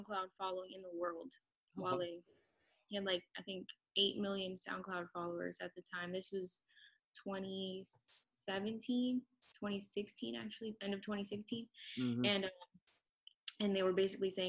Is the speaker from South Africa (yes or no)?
no; Miami, Florida, United States; also born or lived in New Orleans, Louisiana; I grew up in South Florida, Miami area